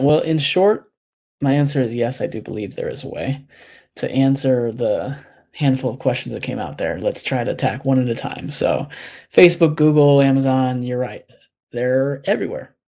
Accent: United States; as American people

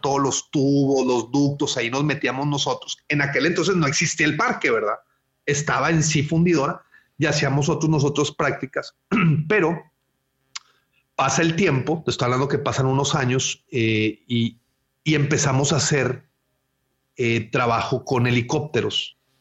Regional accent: Monterrey, Nuevo León, Mexico; yo nací en, Monterrey eh, en, los, en el año 1980, eh, aquí, aquí mismo en Monterrey, y tengo toda mi infancia, eh, pues aquí

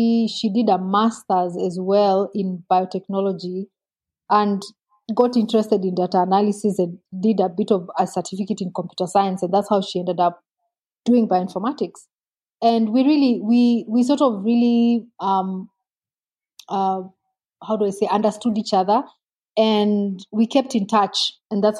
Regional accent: Nairobi, Kenya; I grew up a bit in Nairobi. My dad worked in Nairobi a bit and I really didn't enjoy it

